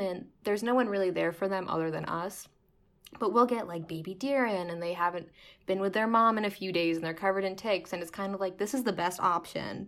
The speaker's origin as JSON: {"language": "English", "town": "Lincroft", "region": "New Jersey", "country": "United States", "tie": "born or raised there", "moved": "as an adult", "lives_now": "North Grafton, United States", "said": "I grew up in Lynn Croft, New Jersey, basically lived there my whole life"}